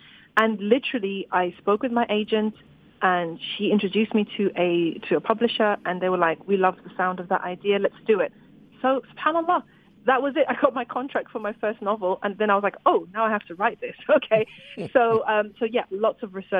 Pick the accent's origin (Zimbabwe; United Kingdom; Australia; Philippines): Zimbabwe; I grew up in Zimbabwe